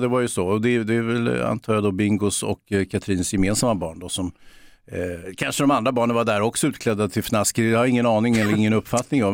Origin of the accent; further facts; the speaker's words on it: Stockholm, Stockholm County, Sweden; Jag är från Bågamossen